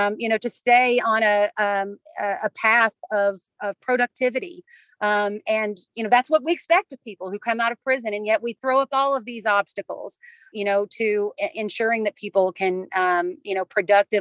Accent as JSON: {"language": "English", "region": "Kentucky", "country": "United States", "said": "the Commonwealth of Kentucky, which is my home state"}